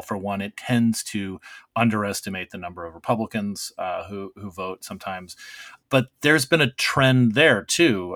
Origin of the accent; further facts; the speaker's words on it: Arizona, United States; moved away; my home state of Arizona